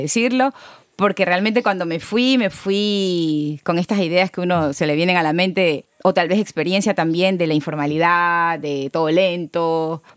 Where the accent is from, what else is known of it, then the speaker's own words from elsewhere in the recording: Bahía de Caráquez, Manabí, Ecuador; also born or lived in Quito, Ecuador / Germany; yo soy de Bahía de Caracas